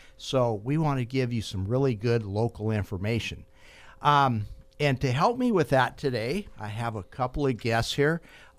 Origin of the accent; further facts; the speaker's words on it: Fresno County, California, United States; Moving to Fresno County.